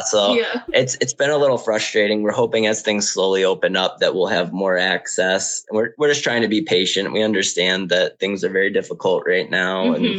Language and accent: English; Michigan, United States; now in Las Vegas, United States; Yeah, so we came out here when it was really hot. We came from Michigan.